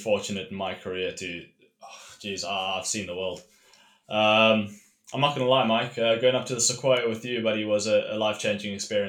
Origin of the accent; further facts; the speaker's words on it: Cape Town, Western Cape, South Africa; I grew up in Cape Town with both the oceans on my doorstep, spent a good 10 years in the sticks of, you know, Africa, South Africa, where I was quite far from the ocean.